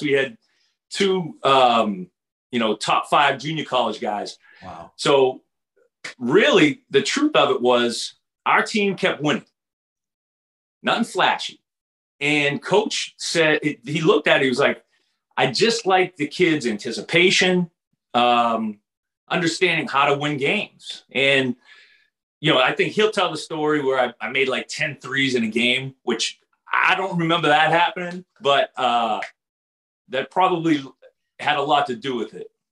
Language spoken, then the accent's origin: English; Everett, Massachusetts, United States; also born or lived in Arkansas; I grew up about four miles from the Boston Garden